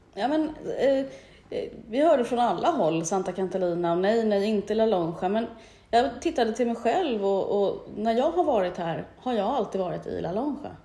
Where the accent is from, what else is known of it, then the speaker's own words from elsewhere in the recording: Stockholm, Stockholm County, Sweden; moved away as an adult; now in Mallorca, Spain; entreprenör i grunden, uh kommer från Stockholm. Mm. Men är halv eh, Mallorquin